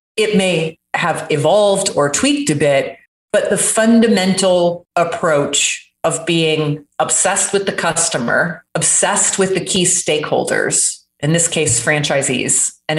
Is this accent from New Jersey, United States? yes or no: no; Jacksonville, Florida, United States; I completely lost my accent. That was very deep from growing up in Jacksonville, Florida, which is basically South Georgia.